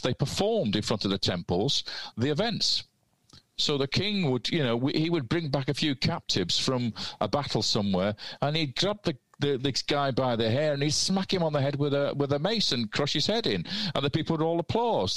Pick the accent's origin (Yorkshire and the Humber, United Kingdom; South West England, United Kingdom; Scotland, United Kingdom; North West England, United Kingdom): North West England, United Kingdom; Manchester; I'm Mancunian